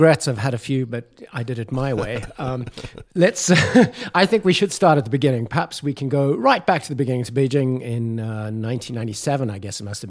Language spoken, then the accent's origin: English; Nashville, Tennessee, United States; Taylor's from Nashville. Yeah. I'm from Nashville, you know.